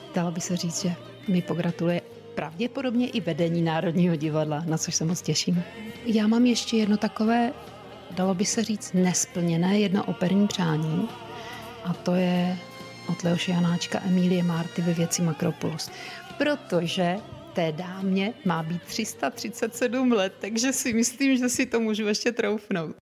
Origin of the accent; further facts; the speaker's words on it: Czechia; jsem šťastná jako Češka